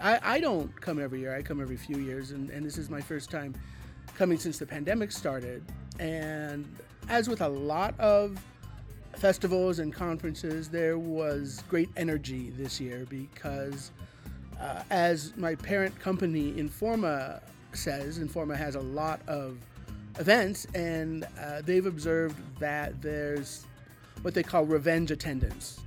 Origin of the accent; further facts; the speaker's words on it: Denver, Colorado, United States; moved away; Denver, which is my hometown